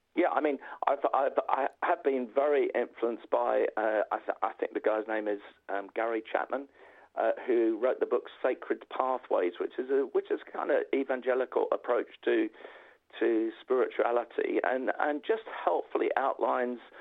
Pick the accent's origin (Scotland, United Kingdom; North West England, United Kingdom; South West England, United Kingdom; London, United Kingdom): London, United Kingdom; I'm a North Londoner